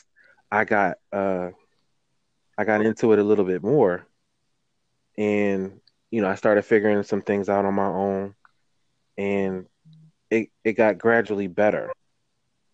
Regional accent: Philadelphia, Pennsylvania, United States; We are from Philadelphia

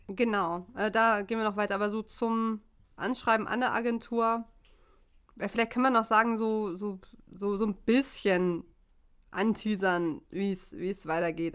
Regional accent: Hamburg, Germany; ich komme aus Hamburg

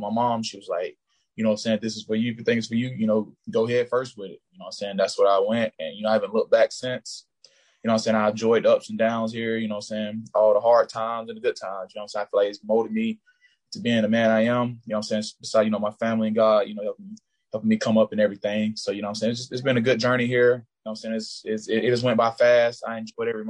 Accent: Bowdon, Georgia, United States; moved away as an adult; I'm from Bowden, Georgia, man. It's a small town. I graduated with like 63 people, I want to say. Right then, we have like three red lights in our hometown.

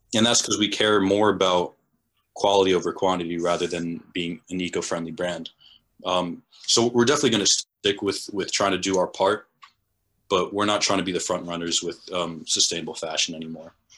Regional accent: New England, United States; being in New England, it's, at least, uh, the people that I was around, it was very, very white

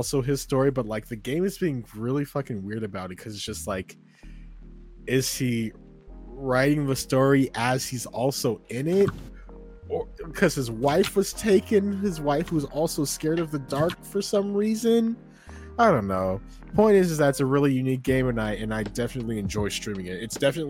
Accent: Georgia, United States; born there; Chat, no, come to Georgia. You'll love Cali. I was born in Georgia.

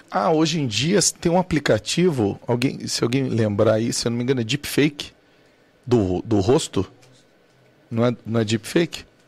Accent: Cuiabá, Mato Grosso, Brazil; eu sou cuiabano, lá de Cuiabá, Mato Grosso.

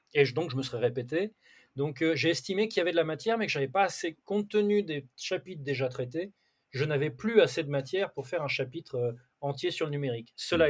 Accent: Brittany, France; je suis breton

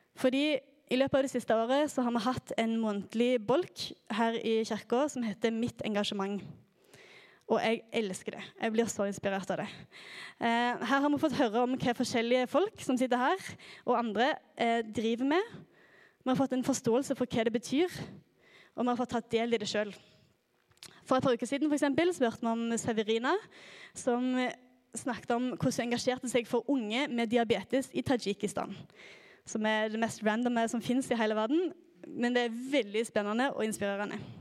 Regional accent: Klepp, Rogaland, Norway; moved away as an adult; now in Oslo, Norway; Jeg kommer fra Klepp i Rogaland

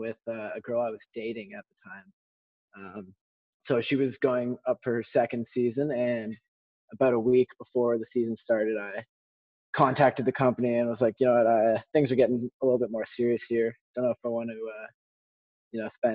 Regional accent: Ontario, Canada; I'm born and raised in Ontario

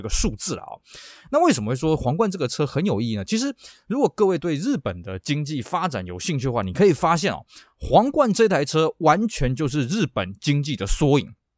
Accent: Taiwan; 在我们台湾这边称之为韩战啊

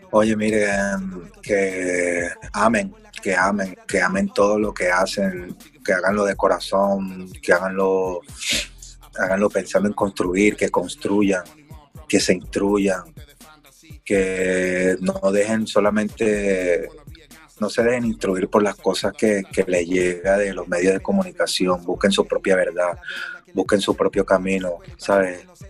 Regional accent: Venezuela; soy negro, soy venezolano, soy de barrio

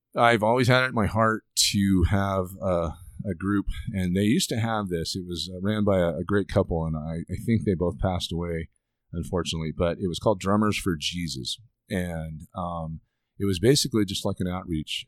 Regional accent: United States; I'm an American

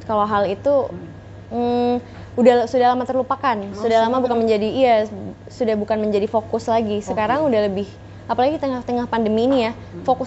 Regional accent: Medan, North Sumatra, Indonesia; born there; aku lahirnya di Medan sih aku lahirnya di Medan

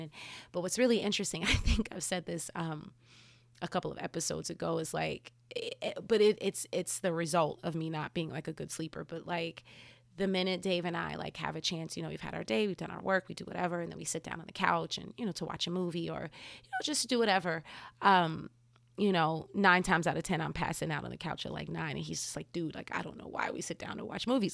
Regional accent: New Jersey, United States; growing up in New Jersey

